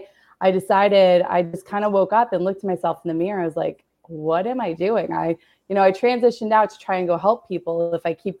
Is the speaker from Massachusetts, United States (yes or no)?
yes; Boston, Massachusetts, United States; moved away as an adult; I'm originally from Boston, Massachusetts, which is where I returned to when I left the military